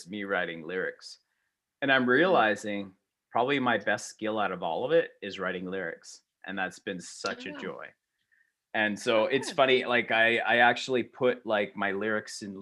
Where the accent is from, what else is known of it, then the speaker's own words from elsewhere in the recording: Canada; I'm Canadian